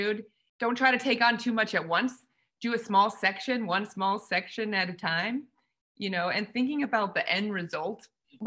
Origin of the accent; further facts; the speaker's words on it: San Diego, California, United States; my hometown